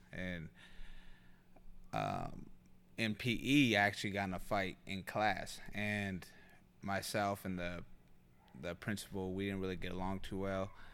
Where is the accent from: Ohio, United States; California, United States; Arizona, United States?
California, United States; North Highlands; also born or lived in Sacramento; I was, uh, born in Sacramento, and, and we were raised in North Highlands.